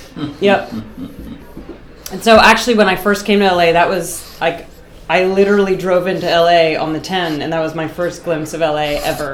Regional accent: Boston, Massachusetts, United States; moved away; Yeah, I'm from Boston.

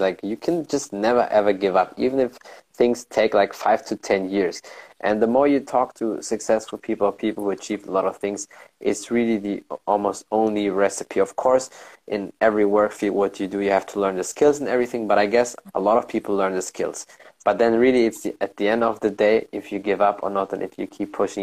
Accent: Germany; I was born and raised in Germany.

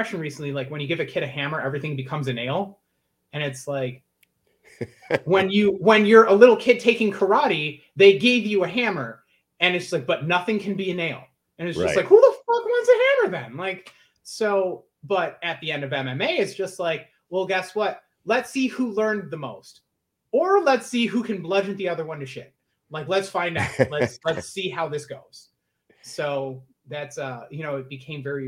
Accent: Buffalo, New York, United States; From Buffalo, New York.

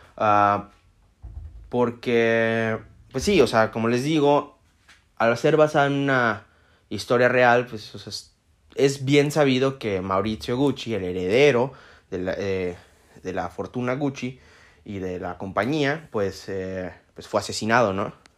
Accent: Mexico; yo soy mexicano

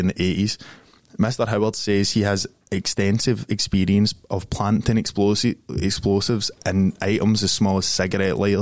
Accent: Glasgow, Scotland, United Kingdom; I grew up in Springburn

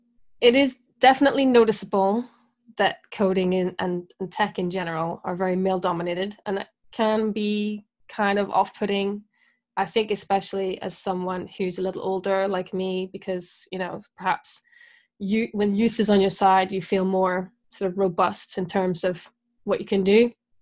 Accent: Belfast, Northern Ireland, United Kingdom; also born or lived in Scotland / Brighton / Dorset / Bristol; I am. I'm from Northern Ireland, yeah. Belfast.

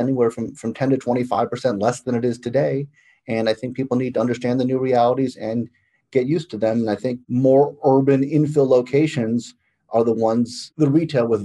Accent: Chicago, Illinois, United States; I'm from Chicago.

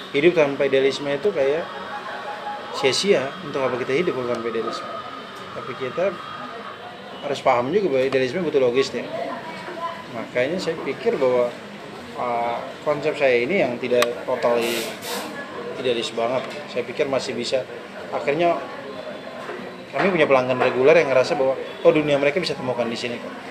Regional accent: East Nusa Tenggara, Indonesia; Jadi itu dua kopi yang menurut walaupun saya orang Flores, kami punya kopi juga yang terkenal Manggarai dan Bajawa.

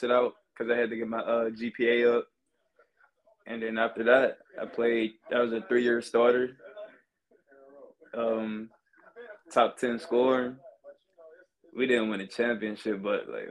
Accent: Pittsburgh, Pennsylvania, United States; moved away; from Pittsburgh, PA, from the south side of Pittsburgh neighborhood called Bell Silver

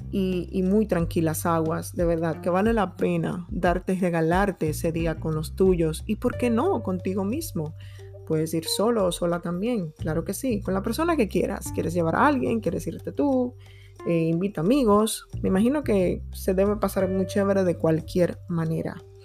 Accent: Dominican Republic; cerca de la ciudad de donde soy, eh, de, mi ciudad natal, no tan lejos, unas dos horas

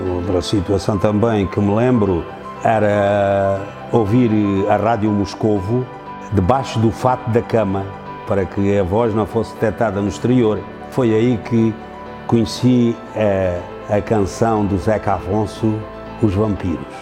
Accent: Serpa, Alentejo, Portugal; Nasci em Serpa e aqui sempre tenho residido

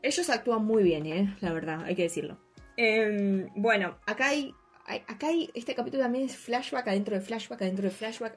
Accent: Argentina

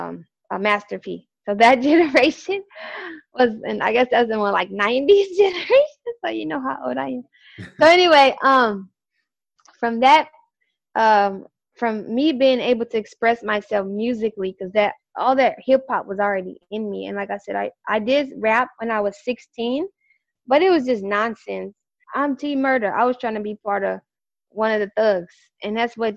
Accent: St. Louis, Missouri, United States; moved away as an adult; also born or lived in Chicago; I'm originally from St. Louis, Missouri. So I'm like a small Midwester from St. Louis, Missouri

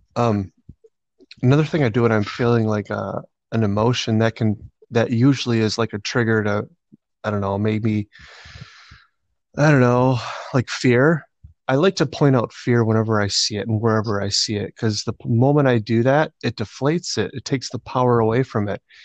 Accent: Rochester, United States; I've been living there my whole life

